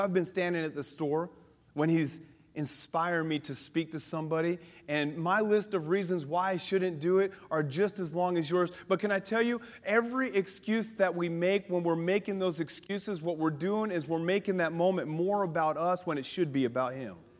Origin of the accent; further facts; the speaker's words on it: Colorado, United States; I grew up in Colorado